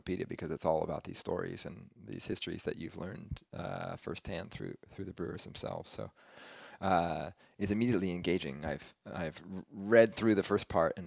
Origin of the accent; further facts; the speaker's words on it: United States; as an American